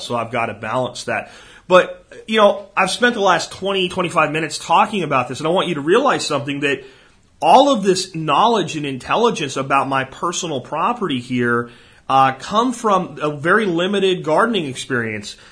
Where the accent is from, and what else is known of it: Jacksonville, Florida, United States; born or raised there; moved away